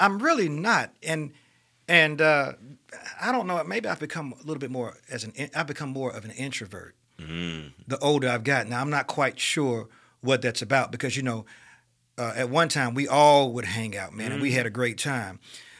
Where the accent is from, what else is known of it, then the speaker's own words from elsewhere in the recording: Birmingham, Alabama, United States; But at any rate, so I grew up in Titusville. I knew a lot of my family was there.